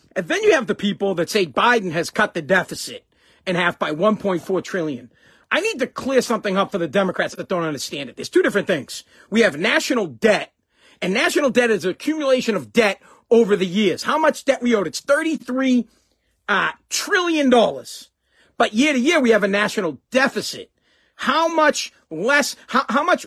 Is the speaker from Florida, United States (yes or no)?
no; Massachusetts, United States; I'm from Mass